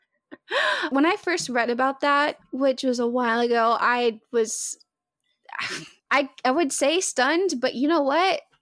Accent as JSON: {"language": "English", "region": "Arkansas", "country": "United States", "moved": "as an adult", "lives_now": "Michigan, United States", "said": "I'm originally from Arkansas"}